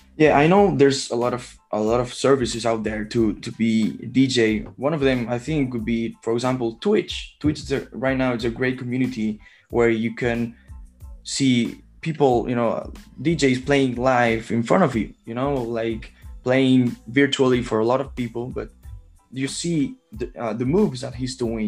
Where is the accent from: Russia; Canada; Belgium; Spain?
Spain; Barcelona, Catalonia; I'm from Barcelona, Spain